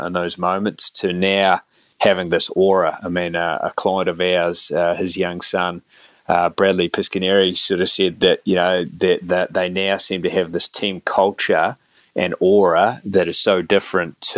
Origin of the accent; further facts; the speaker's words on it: Dunedin, Otago, New Zealand; as a young fella growing up in Dunedin